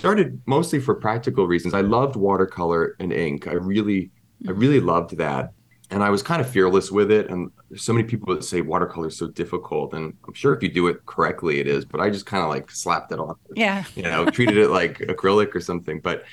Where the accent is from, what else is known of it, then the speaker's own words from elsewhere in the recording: Pennsylvania, United States; now in New York, United States; my upbringing of growing up in Pennsylvania